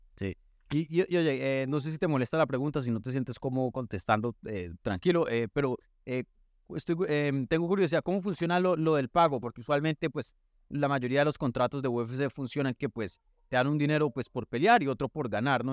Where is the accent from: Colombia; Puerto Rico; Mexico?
Colombia; yo soy colombiano